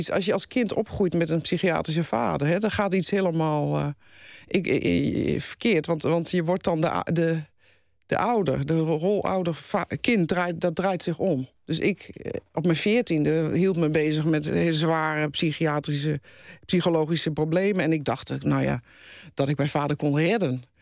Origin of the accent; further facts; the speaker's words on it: Deventer, Overijssel, Netherlands; In Deventer.